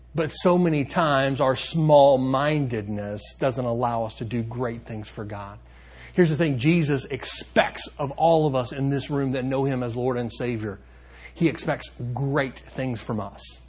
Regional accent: Benton, Kentucky, United States; I uh, grew up in a town called Benton, Kentucky

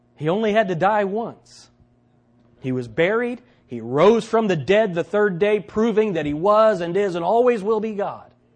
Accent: United States; as Americans, as American believers

